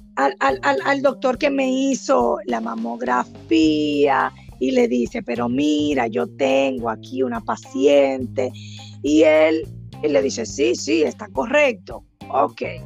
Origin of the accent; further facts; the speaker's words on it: Cibao, Puerto Plata, Dominican Republic; also born or lived in Bávaro; Yo soy del Cibao, y las personas del Cibao siempre buscamos una segunda opinión